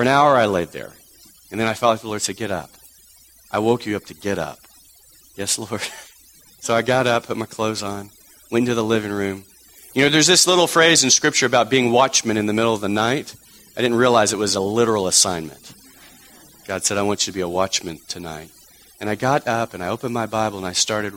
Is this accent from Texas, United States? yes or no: yes; Texas, United States; moved away; Growing up in Texas